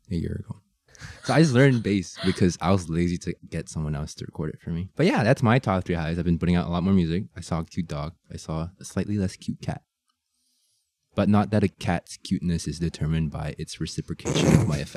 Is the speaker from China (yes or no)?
yes; Shanghai, China; born there; I'm um I was born in Shanghai.